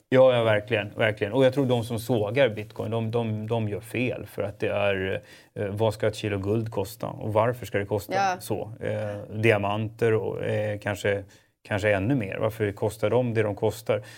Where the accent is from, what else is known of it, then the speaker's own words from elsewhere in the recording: Stockholm, Stockholm County, Sweden; jag är ju förortskille, så jag är ju född och uppvuxen i Spånga